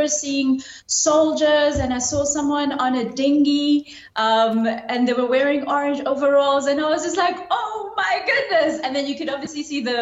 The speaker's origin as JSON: {"language": "English", "town": "Durban", "region": "KwaZulu-Natal", "country": "South Africa", "tie": "born or raised there", "said": "When I was growing up in my hometown, I hardly ever saw anyone from the military."}